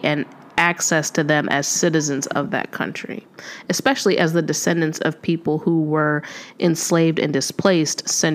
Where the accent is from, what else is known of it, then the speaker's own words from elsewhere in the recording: United States; So my nationality is American because I was born in the United States